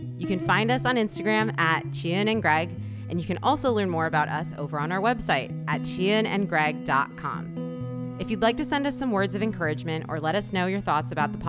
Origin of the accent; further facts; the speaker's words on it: South Korea; born there; I have Korean parents or that I was born in Korea or that I speak Korean.